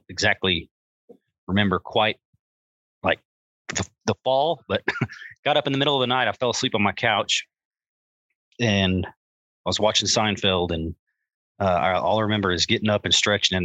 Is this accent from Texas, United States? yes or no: yes; Hereford, Texas, United States; I'm from Hereford